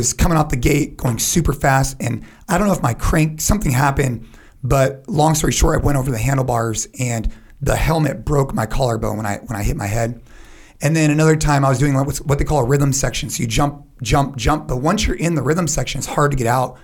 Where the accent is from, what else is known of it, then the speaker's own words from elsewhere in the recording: San Jose, California, United States; I'm from California, Northern California